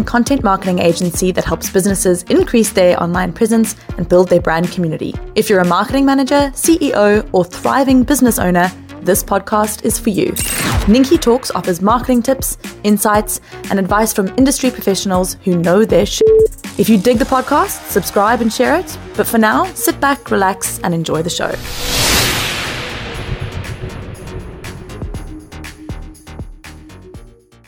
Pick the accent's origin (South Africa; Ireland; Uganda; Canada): South Africa; In South Africa, we also say data